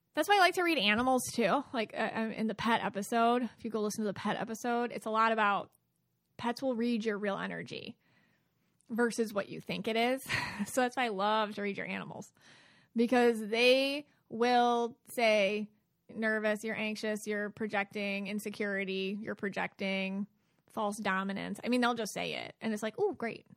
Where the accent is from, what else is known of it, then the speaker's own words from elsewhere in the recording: Buffalo, New York, United States; Buffalo, New York, and that's my hometown